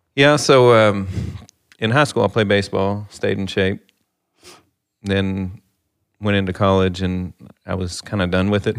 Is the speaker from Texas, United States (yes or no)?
no; Livermore, Kentucky, United States; now in Owensboro, United States; grew up in Livermore, Kentucky. Population fifteen hundred